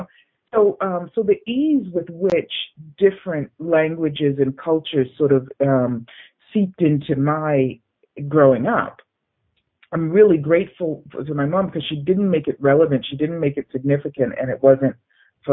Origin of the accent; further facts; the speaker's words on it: Boston, Massachusetts, United States; moved away; I'm from Boston